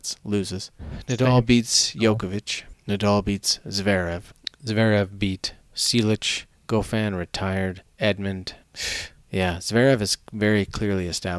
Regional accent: Canada; we're Canadian

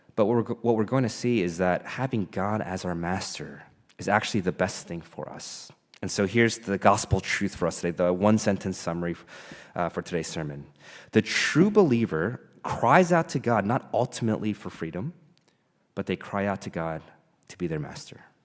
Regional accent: Caldwell, New Jersey, United States; I grew up in Caldwell, two towns over from Montclair

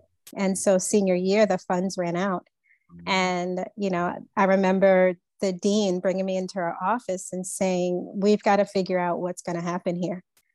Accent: Long Island, New York, United States; I grew up on Long Island

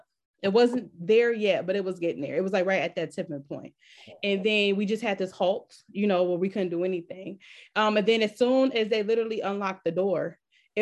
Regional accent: Detroit, Michigan, United States; I am from East Ingalls Village. That's okay. Where I was raised.

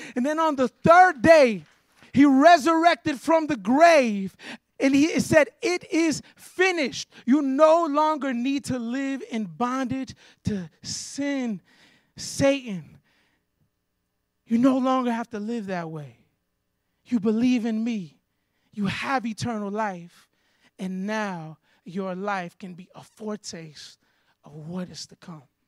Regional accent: Florida, United States; moved away as an adult; also born or lived in Chicago, Illinois; I grew up in Florida, went to Chicago for 14 years

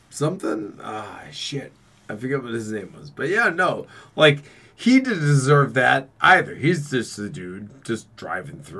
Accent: Boston, Massachusetts, United States; I'm from Boston and everyone else is stupid.

